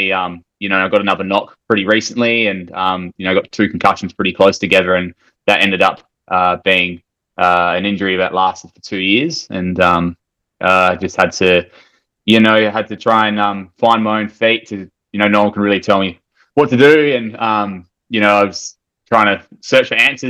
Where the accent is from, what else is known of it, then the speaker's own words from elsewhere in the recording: Perth, Western Australia, Australia; moved away as an adult; now in Alice Springs, Australia; I'm originally from Perth, WA, and I moved over here just over a year and a half ago